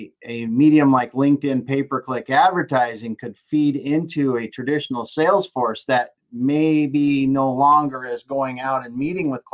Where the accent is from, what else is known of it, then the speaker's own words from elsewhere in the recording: the Dakotas, United States; here I am from the Dakotas